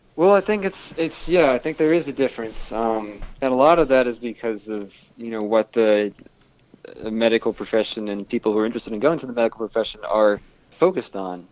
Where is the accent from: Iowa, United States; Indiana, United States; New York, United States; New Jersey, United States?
New York, United States; Long Island; My mom and dad and my uh, two younger sisters we grew up together on Long Island